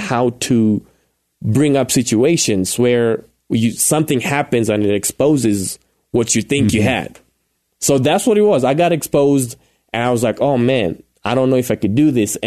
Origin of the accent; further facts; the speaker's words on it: Kenya; moved away as an adult; now in Colorado Springs, United States; born and raised in Kenya, like you've referred to a couple of times, and I came to the U.S. in 2009.